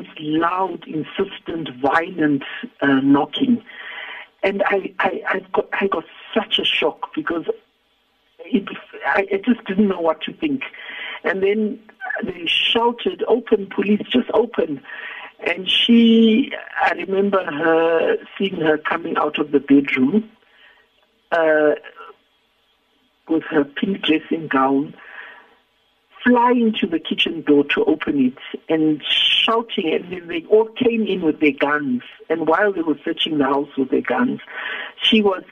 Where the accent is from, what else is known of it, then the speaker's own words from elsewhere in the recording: Zimbabwe; moved away as an adult; now in South Africa; I had come from Zimbabwe, because I come from Zimbabwe